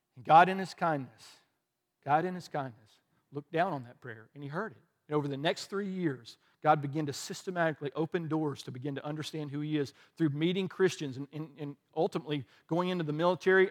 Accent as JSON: {"language": "English", "region": "the South", "country": "United States", "tie": "born or raised there", "also_born_or_lived": "the North (birthplace)", "said": "But I grew up in the South"}